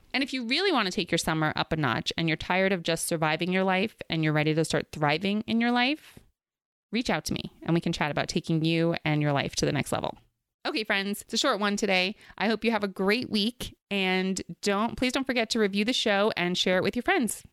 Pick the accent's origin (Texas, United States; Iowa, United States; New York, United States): New York, United States; New York City; where I grew up in Queens, we were near the beach